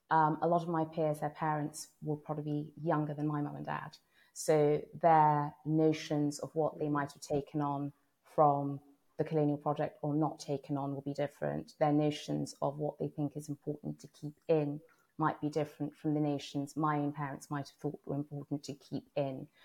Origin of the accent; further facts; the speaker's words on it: Uganda; when people ask me where are you from, I've always said Uganda, which sounds a bit weird because I technically was not born in Uganda.